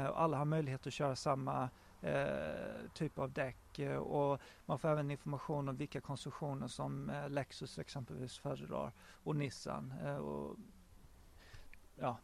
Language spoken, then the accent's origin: Swedish; Sweden; moved away as an adult; also born or lived in Japan; now in England, United Kingdom; hemma i Sverige